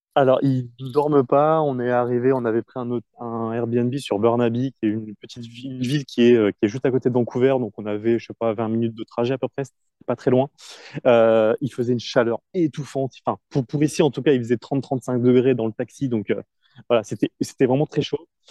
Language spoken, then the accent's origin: French; France; moved away; on est français, on parle pas très bien anglais